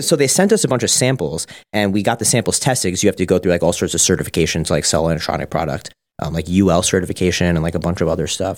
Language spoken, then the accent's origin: English; Suffolk County, Long Island, New York, United States; born and raised Suffolk.